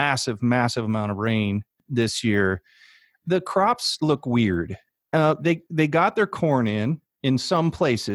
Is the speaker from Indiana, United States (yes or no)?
yes; Indiana, United States; growing up in Indiana